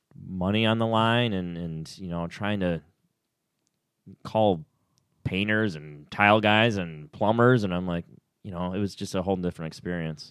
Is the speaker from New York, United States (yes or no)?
yes; Clifton Springs, New York, United States; moved away as an adult; also born or lived in Orlando, Florida; being an only child growing up in Clifton Springs, New York